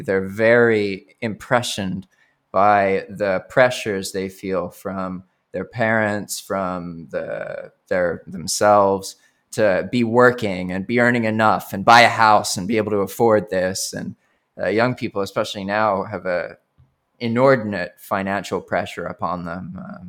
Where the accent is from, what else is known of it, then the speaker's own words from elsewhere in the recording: Colombo, Western Province, Sri Lanka; born there; also born or lived in United States; I was born in Sri Lanka to an English father and an American mother.